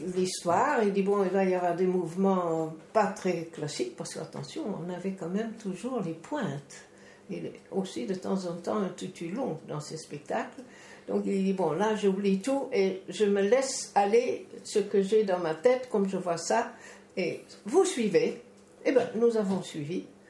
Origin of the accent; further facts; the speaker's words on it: Netherlands; moved away; chez nous, en Hollande